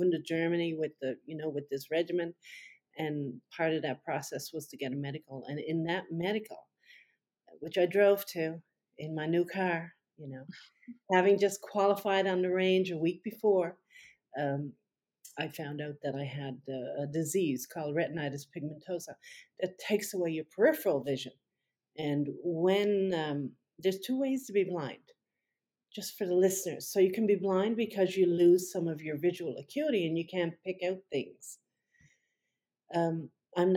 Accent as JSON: {"language": "English", "region": "Newfoundland and Labrador", "country": "Canada", "tie": "born or raised there", "said": "I come from Newfoundland, which is the next the province that's farthest east in Canada"}